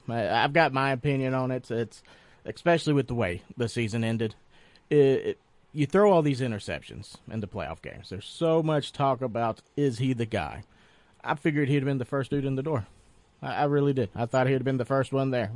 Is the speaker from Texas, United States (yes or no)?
no; Tennessee, United States; now in Polk County, Florida, United States; growing up in Tennessee, you know, Jalen Ramsey was a name we heard about